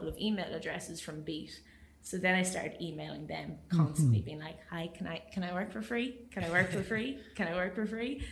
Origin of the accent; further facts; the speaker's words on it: Waterford, Munster, Ireland; also born or lived in Spain; I could only go to Waterford because I'm from Waterford